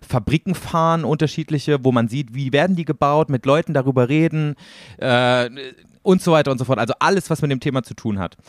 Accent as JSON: {"language": "German", "region": "East Germany", "country": "Germany", "tie": "born or raised there", "moved": "yes"}